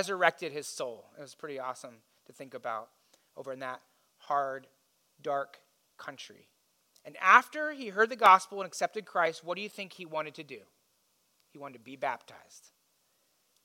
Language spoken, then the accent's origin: English; Indiana, United States; I grew up in Indiana